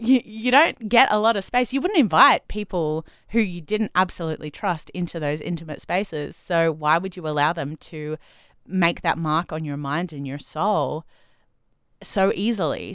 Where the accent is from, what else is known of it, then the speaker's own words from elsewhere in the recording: Adelaide, South Australia, Australia; moved away; I grew up in Adelaide